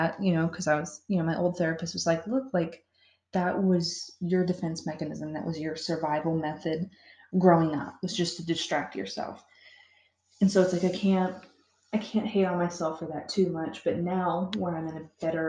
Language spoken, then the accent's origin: English; Florida, United States; moved away; I'm from Florida